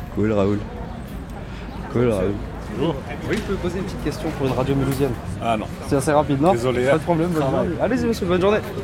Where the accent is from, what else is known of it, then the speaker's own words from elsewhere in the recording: Russia; French is a second language; moved away; le français et moi ça fait deux, mais après je rappelle que je suis russe